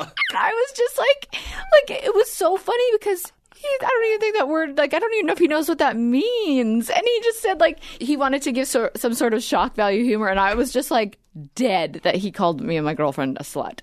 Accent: Edmonton, Alberta, Canada; we're from, uh, Edmonton.

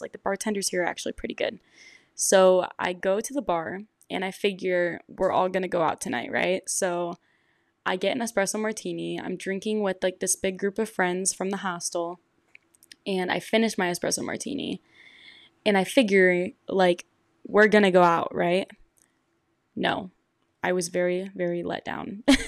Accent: Michigan, United States; I'm from Michigan

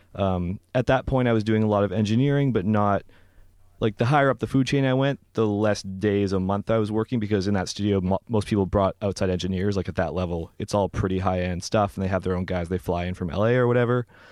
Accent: Vancouver, British Columbia, Canada; moved away; I'm from Vancouver originally

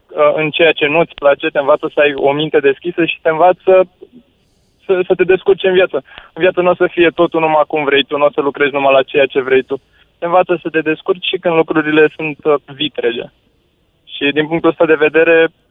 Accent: Bucharest, Romania; Eu am crescut în Drahova, în București

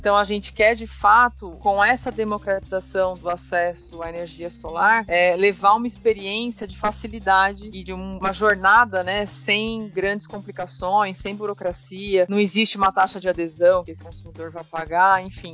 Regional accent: Taquaritinga, São Paulo, Brazil; also born or lived in Ribeirão Preto, São Paulo; sou de Taquaritinga. É uma cidade menor, assim. Eu estudei lá né, minha vida toda, durante o colégio, fiz toda a minha formação lá.

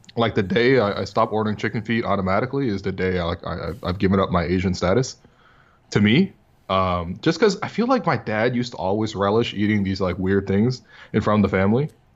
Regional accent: northern China, China; now in Canada; I was growing up in China

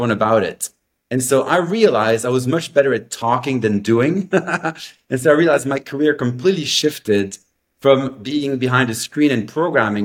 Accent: Belgium; I grew up in Belgium. So I'm French-speaking, Belgian-American.

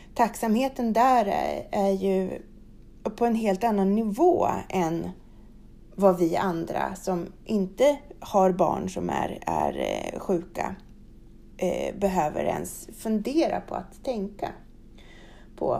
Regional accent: Sweden; här hemma i Sverige

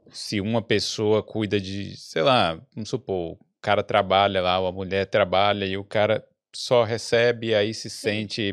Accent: Brazil; now in Ireland; se nós brasileiros

